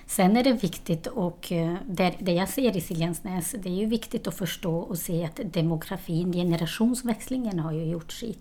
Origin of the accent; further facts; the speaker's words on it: Kosovo; Swedish is a second language; also born or lived in Borlänge, Sweden; now in Sweden; Jag kommer från Kosova. Jag kom till Sverige på 90-talet